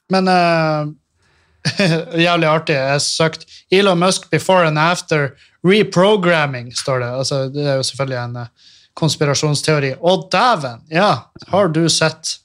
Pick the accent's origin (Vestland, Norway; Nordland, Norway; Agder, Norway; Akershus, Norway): Nordland, Norway; Meløy; moved away as an adult; also born or lived in Trondheim; jeg flytta fra Meløy